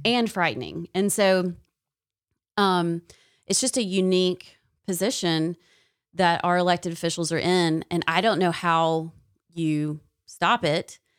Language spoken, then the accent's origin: English; Tennessee, United States; now in Alabama, United States; I'm from Tennessee